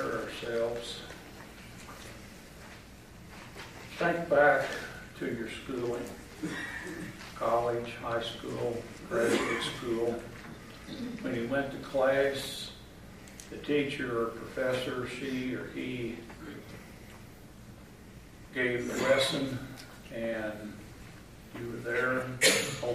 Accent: Louisville, Kentucky, United States; moved away as an adult; also born or lived in Arizona; I was a city kid. I grew up in Louisville, Kentucky

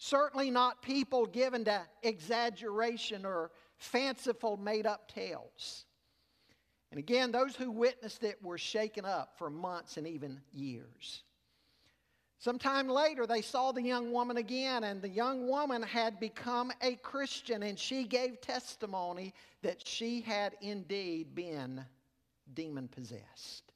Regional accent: Charlotte, North Carolina, United States; growing up in Charlotte

